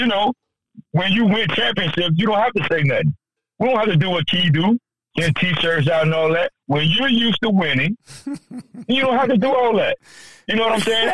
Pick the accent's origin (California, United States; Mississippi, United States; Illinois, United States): Illinois, United States; Chicago; I'm from Chicago